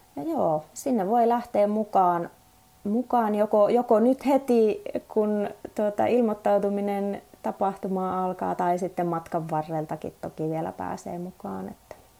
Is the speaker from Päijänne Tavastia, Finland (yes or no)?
no; Suomussalmi, Kainuu, Finland; moved away; mä oon itse Suomussalmelta lähtöisin, lapsuuteni siellä asunut